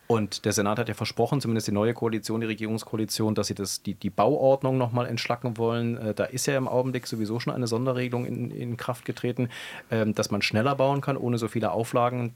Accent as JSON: {"language": "German", "region": "former East Germany", "country": "Germany", "tie": "born or raised there", "said": "Ich bin selber äh, in der ehemaligen DDR geboren"}